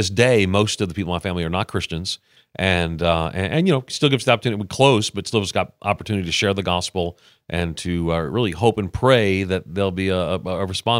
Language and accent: English; New York, United States; Yeah, well, you know, New York at the time in the 70s was kind of not in the best place.